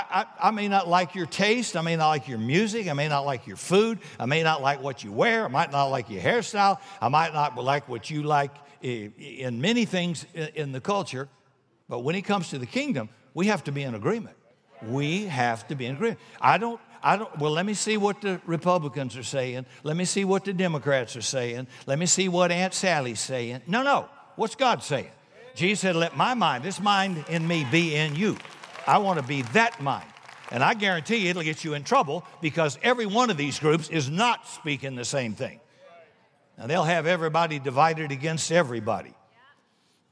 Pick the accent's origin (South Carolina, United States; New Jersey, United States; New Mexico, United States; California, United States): South Carolina, United States; I'm from South Carolina